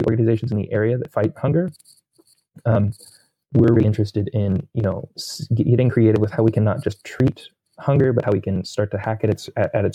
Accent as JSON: {"language": "English", "town": "Pittsburgh", "region": "Pennsylvania", "country": "United States", "tie": "born or raised there", "moved": "yes", "lives_now": "Rochester, United States", "said": "Pittsburgh's my hometown"}